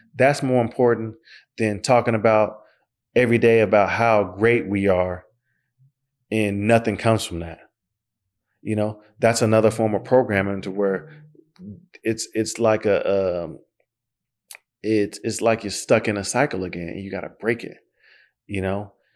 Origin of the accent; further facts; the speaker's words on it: Oklahoma, United States; I'm from Oklahoma